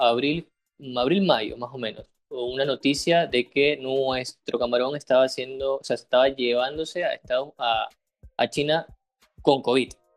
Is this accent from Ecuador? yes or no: yes; Ecuador